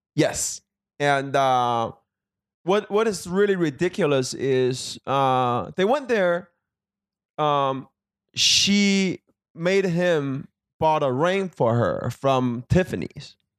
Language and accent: English; Beijing, China; also born or lived in Milwaukee, Wisconsin; now in Los Angeles, United States; I am from, uh, Beijing, China